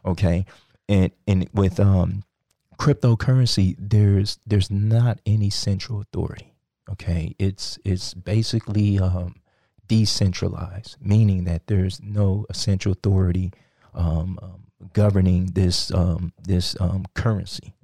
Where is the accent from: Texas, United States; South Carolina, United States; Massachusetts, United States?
Texas, United States; Sugar Land; also born or lived in Nigeria / Iowa; I grew up here in, um, Sugarland